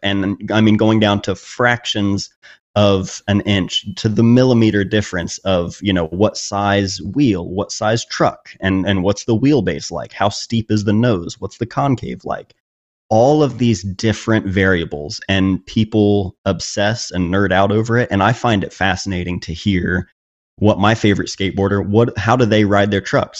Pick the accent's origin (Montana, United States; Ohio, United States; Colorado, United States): Ohio, United States; Chillicothe; my hometown in a way and, and showing that it is a small town